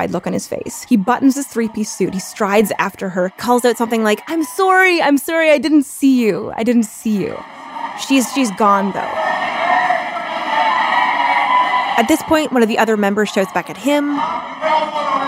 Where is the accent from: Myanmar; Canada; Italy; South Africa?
Canada; moved away as an adult; now in United States; I am Canadian